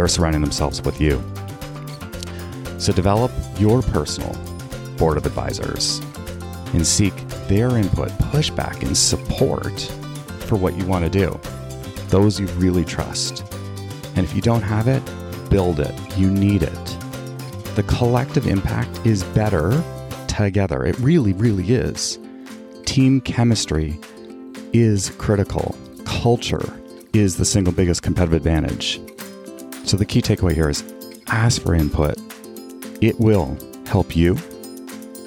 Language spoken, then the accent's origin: English; Canada; I was born and raised in Canada